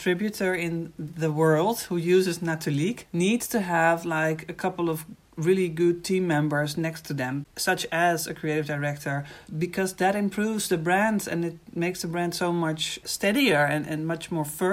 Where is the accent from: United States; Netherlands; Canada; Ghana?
Netherlands; I'm from the Netherlands.